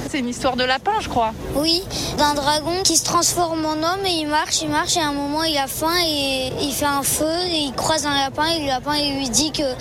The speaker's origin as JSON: {"language": "French", "town": "Lyon", "region": "Auvergne-Rhône-Alpes", "country": "France", "said": "on est lyonnais. C'est vrai qu'on n'avait pas envie de rater cette année."}